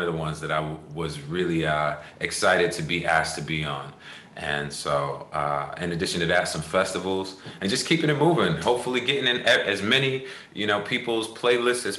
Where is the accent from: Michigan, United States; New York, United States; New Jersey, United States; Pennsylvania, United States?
New York, United States; Long Island; I'm from Long Island